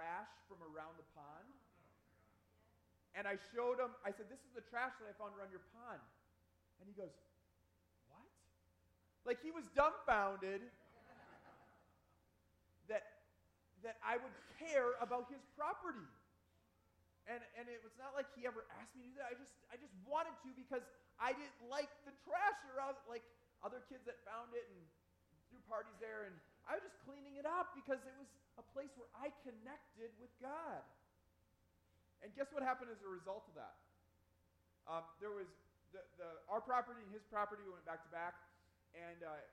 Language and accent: English; Upper Peninsula of Michigan, United States; moved away; also born or lived in Cancer Alley, Louisiana; I grew up in the Upper Peninsula of Michigan